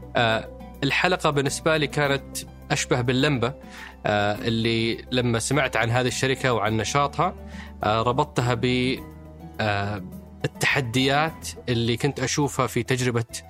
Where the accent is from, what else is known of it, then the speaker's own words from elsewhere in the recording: Saudi Arabia; كلنا كسعوديين